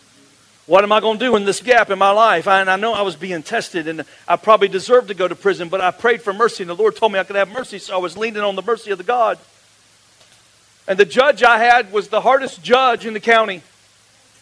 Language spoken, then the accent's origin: English; Florida, United States; I grew up like in the Mecca of the largest church in Florida.